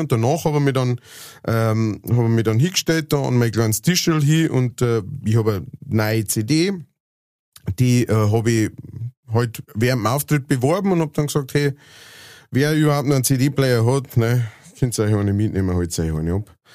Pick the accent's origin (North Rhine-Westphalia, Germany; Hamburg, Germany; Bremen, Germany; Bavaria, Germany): Bavaria, Germany; Lower; accent: Lower Bavarian; ich äh, halt niederbayerisch singe